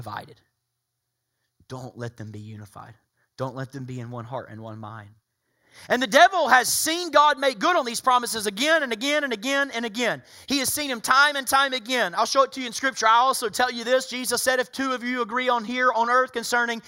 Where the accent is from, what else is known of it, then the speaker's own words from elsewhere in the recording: Soddy-Daisy, Tennessee, United States; Some would say I'm uncivilized coming from Soddy Daisy, Tennessee